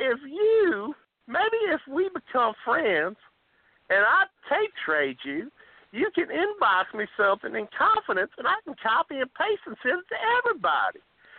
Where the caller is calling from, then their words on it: Chicago, Illinois, United States; from Chicago, and listen